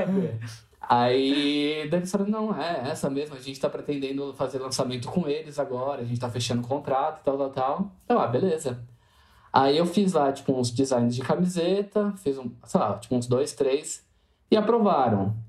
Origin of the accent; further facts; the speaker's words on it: Jundiaí, São Paulo, Brazil; eu sou de Jundiaí, São Paulo, interior